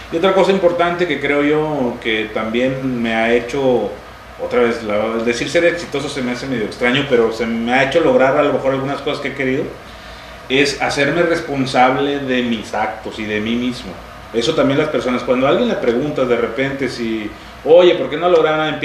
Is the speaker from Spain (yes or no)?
no; Chiapas, Mexico; Este, y yo soy orgullosamente chiapaneco. Entonces, de alguna manera, el que me digan no es como una ofensa para mí, es un halago, porque yo me siento mexicano